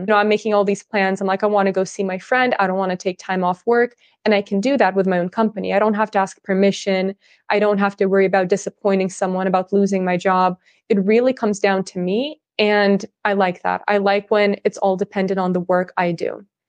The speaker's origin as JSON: {"language": "English", "region": "California", "country": "United States", "tie": "born or raised there", "also_born_or_lived": "Russia / Netherlands", "first_language": "Russian", "second_language": "English", "moved": "as an adult", "said": "I'm originally from Russia. I was raised in California. I moved to the U S when I was really little for my dad's job"}